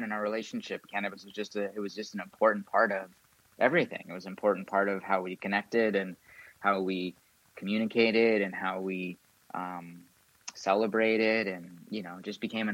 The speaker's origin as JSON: {"language": "English", "town": "San Diego", "region": "California", "country": "United States", "tie": "born or raised there", "also_born_or_lived": "Encinitas, California", "lives_now": "Ojai, United States", "said": "I grew up in San Diego"}